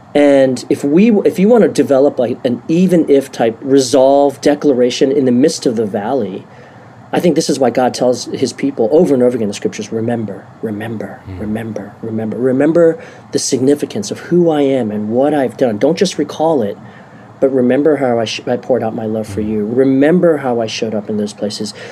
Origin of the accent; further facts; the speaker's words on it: Maryland, United States; I was born and raised in Maryland